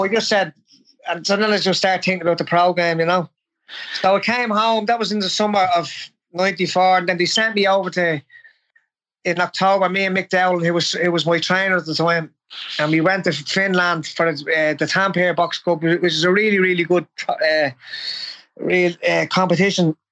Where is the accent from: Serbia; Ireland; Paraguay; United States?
Ireland; Dublin, Leinster; born and bred in Drimna